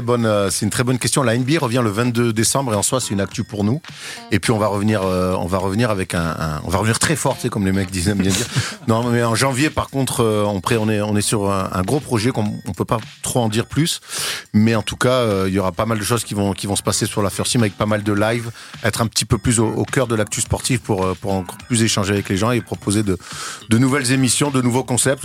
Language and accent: French; Marseille, Provence-Alpes-Côte d'Azur, France; je suis de Marseille